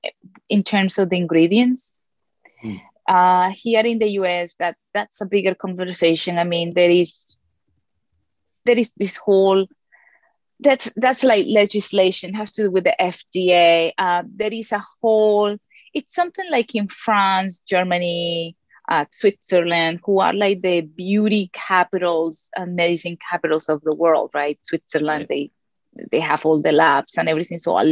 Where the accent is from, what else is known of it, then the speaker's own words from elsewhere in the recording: Colombia; moved away; I was born and raised in Colombia